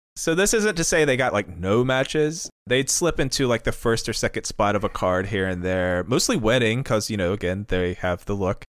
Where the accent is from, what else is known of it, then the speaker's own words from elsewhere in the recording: North Carolina, United States; growing up in North Carolina, I, I was taught about guns from a very early age